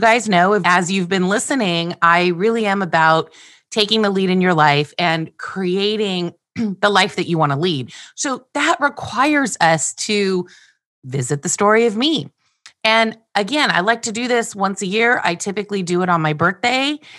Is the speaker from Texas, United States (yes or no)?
no; Glendale, California, United States; I was born on March first, nineteen sixty-seven, in Glendale, California. I was adopted, raised, and loved by Andy and Glenna